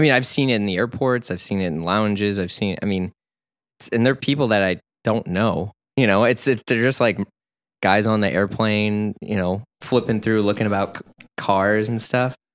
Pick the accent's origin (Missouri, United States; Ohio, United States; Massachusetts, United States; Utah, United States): Missouri, United States; St. Louis; I'm from Missouri